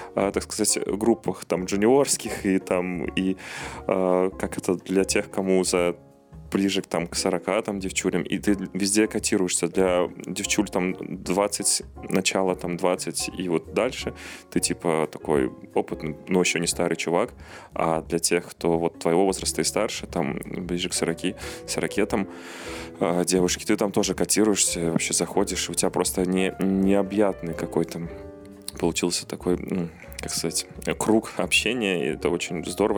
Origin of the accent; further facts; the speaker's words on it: Belarus; moved away; все мы белорусы